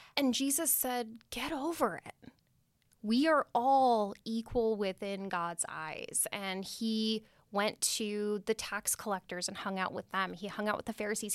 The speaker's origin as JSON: {"language": "English", "town": "Redwood City", "region": "California", "country": "United States", "tie": "born or raised there", "said": "I grew up, was born and raised in Redwood City"}